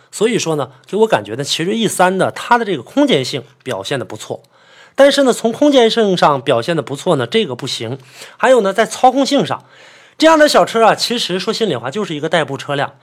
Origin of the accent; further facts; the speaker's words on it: Northeast China, China; 在我们北方，因为我是北方人嘛，在这个东北